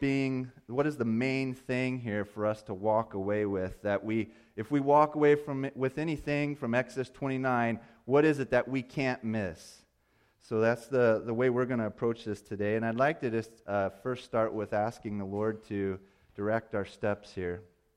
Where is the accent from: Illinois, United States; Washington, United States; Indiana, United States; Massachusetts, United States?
Indiana, United States; I'm a flatlander from Indiana. That's where I grew up.